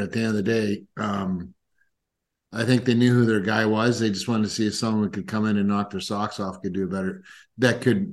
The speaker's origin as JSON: {"language": "English", "country": "Canada", "said": "as a Canadian"}